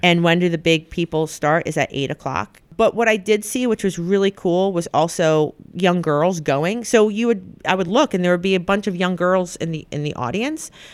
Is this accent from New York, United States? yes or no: yes; the Hamptons, New York, United States; I grew up right in the Hamptons